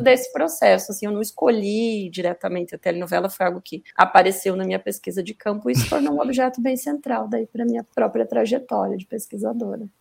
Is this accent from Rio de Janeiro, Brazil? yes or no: no; Rio Negro, Paraná, Brazil; also born or lived in Santa Catarina; now in Curitiba, Brazil; Eu vim do interior do Paraná, então eu nasci em Rio Negro, que é uma cidade aqui pertinho de Curitiba.